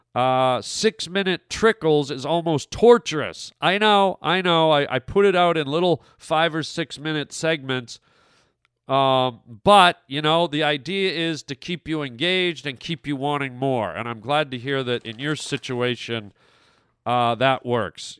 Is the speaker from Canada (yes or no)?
yes; Canada; moved away; my home country of Canada